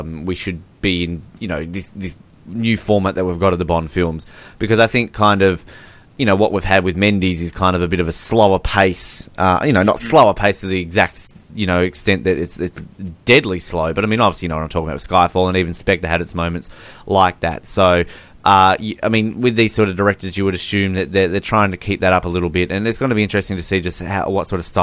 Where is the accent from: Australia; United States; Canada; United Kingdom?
Australia; I'm Australian